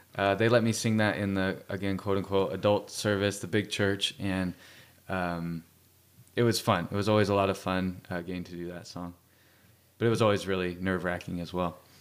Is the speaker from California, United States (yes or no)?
yes; Fresno, California, United States; I grew up in Fresno, California